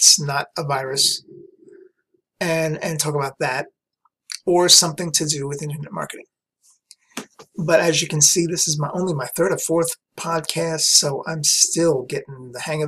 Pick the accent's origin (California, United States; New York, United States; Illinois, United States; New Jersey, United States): New York, United States; New York City; moved away as an adult; also born or lived in Brooklyn, New York / Long Island, New York; lived in Queens from day one, from when my parents took me home. I lived in Queens, New York